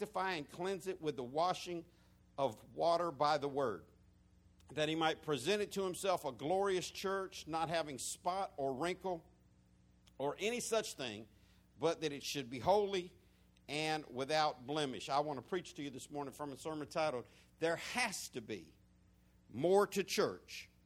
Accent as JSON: {"language": "English", "region": "the South", "country": "United States", "accent": "country, southern", "said": "beyond my country accent, beyond my humor, behind my southernisms"}